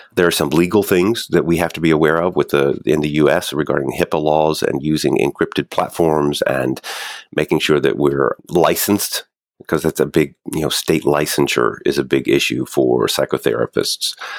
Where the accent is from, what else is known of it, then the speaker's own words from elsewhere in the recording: Kentucky, United States; moved away as an adult; now in New York City, United States; I was born and raised in Kentucky, and my wife is an actress. So we moved to New York